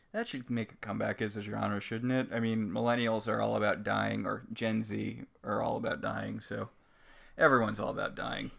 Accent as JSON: {"language": "English", "town": "New Haven", "region": "Connecticut", "country": "United States", "tie": "born or raised there", "said": "I grew up around Yale"}